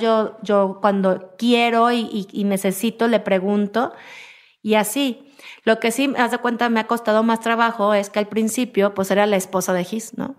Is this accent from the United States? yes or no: no; Mexico; quiénes somos los mexicanos